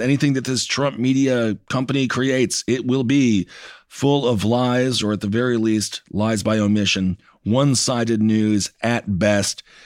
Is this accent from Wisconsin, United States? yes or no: yes; Wisconsin, United States; I'm from Wisconsin. I remember I took hunter safety